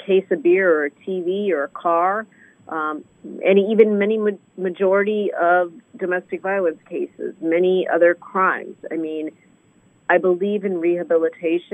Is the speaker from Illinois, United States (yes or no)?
yes; Illinois, United States; Where I grew up in Illinois